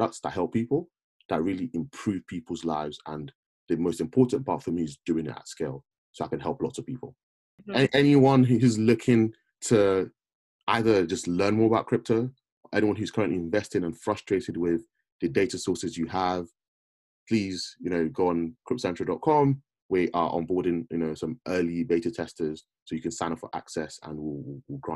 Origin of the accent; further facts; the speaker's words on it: United Kingdom; We've grown up as a Black person in I guess, in the UK, where you're a minority